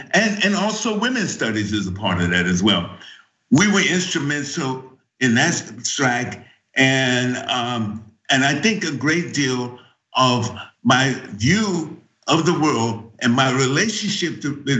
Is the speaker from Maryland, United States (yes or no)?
no; San Francisco, California, United States; also born or lived in Deep South; even though I was born and raised in San Francisco